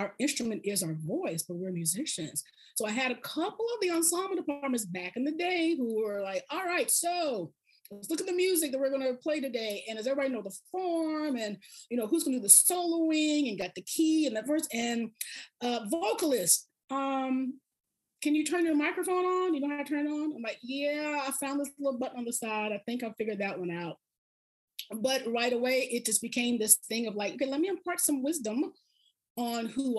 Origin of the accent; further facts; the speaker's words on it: the South, United States; I had to just remember I'm from the South. So I process this kind of slowly.